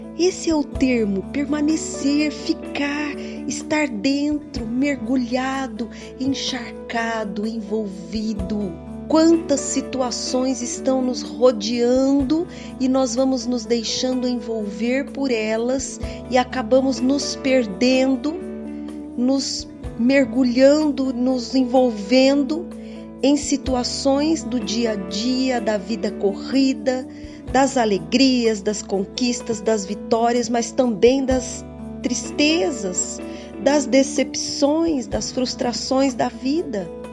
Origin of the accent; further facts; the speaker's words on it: São José do Rio Preto, São Paulo, Brazil; Eu sou de São José do Rio Preto